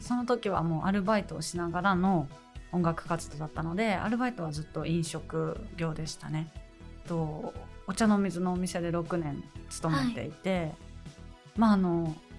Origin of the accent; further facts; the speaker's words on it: Tokyo, Japan; 私ずっと町屋に生まれて町屋で育ってきたんですけど